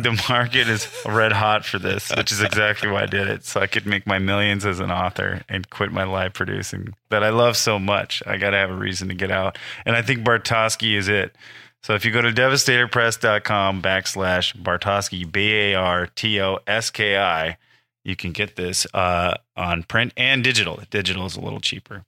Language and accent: English; Iowa, United States; moved away as an adult; now in Los Angeles, United States; my home state of Iowa